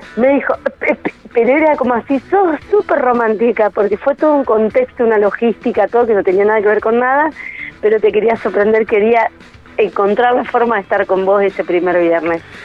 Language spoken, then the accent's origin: Spanish; Argentina; al norte de nuestro país